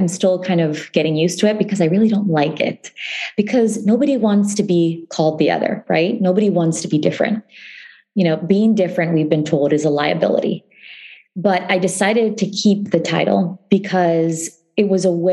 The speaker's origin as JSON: {"language": "English", "region": "Ohio", "country": "United States", "tie": "born or raised there", "said": "when I was growing up in Ohio, I didn't see the stories of my community reflected"}